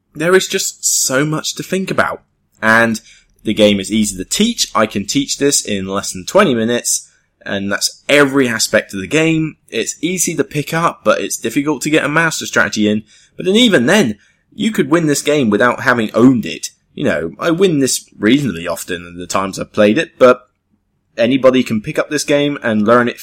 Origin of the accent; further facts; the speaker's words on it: Taunton, South West England, United Kingdom; moved away; I'm going to go back to Taunton, my hometown in Somerset